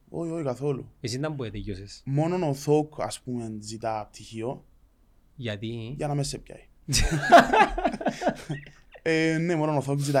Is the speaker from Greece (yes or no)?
no; Larnaca, Larnaca District, Cyprus; Είμαι σκαλιά μου σκιανή οικογένεια, αλλά εγώ γεννήθηκα μεγάλο σε Αλάρναγα.